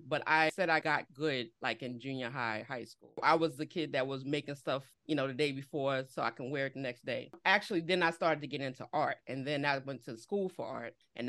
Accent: New York, United States; also born or lived in Philadelphia; I was born and bred in New York

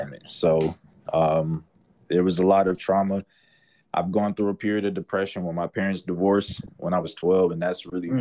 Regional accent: Atlanta, Georgia, United States; I'm from Atlanta

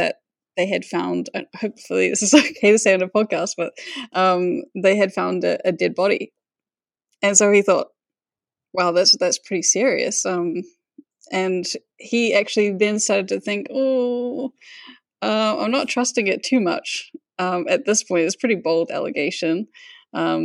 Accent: Whangarei, Northland, New Zealand; I'm from Whangarei

